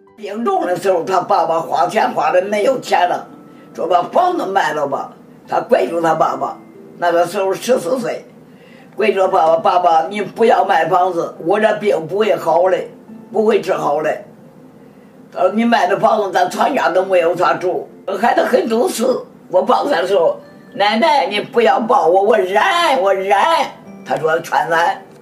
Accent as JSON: {"language": "Chinese", "country": "China", "moved": "as an adult", "lives_now": "New York, United States", "said": "我是个中国人"}